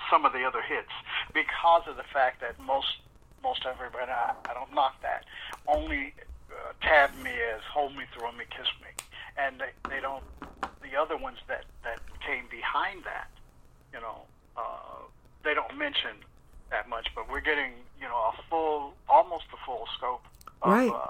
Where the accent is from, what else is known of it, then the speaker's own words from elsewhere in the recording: Midwest, United States; No, that that was in New York and I was from the Midwest and then moved to the West Coast.